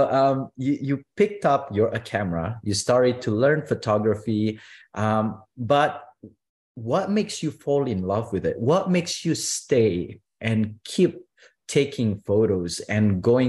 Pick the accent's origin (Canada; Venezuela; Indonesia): Indonesia; moved away; I was born in Indonesia